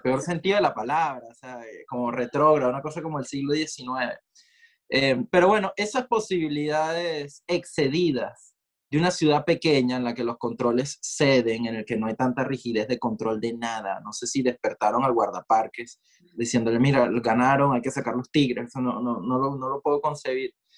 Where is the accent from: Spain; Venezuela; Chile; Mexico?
Venezuela; Maracay, Aragua; moved away as an adult; also born or lived in Caracas; now in New York, United States; Si bien crecí en Caracas, nací en Caracas, crecí en Maracay